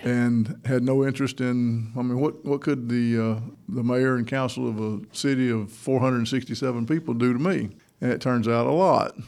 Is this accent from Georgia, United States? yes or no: yes; Toccoa, Georgia, United States; also born or lived in Orlando, Florida / Jackson County, Georgia; I'm a native of Northeast Georgia. I grew up in Toccoa, up in Stevens County.